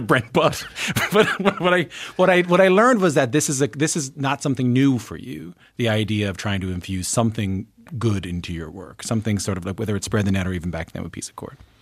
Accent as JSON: {"language": "English", "region": "Newfoundland and Labrador", "country": "Canada", "said": "where I'm from in Newfoundland and Labrador"}